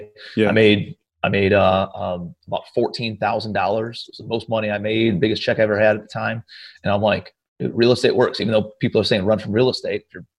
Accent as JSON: {"language": "English", "town": "Cleveland", "region": "Ohio", "country": "United States", "also_born_or_lived": "New York City", "moved": "as an adult", "said": "I'm from Cleveland, Ohio originally, moved out to New York City for about a year."}